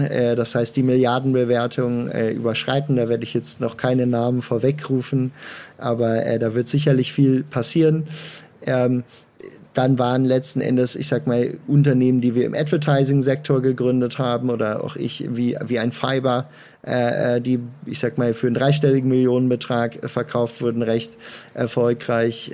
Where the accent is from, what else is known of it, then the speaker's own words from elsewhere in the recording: Münster, North Rhine-Westphalia, Germany; Ich äh, komme gebürtig aus Münster und äh, habe dort angefangen, mit 15 meine Eltern zu überreden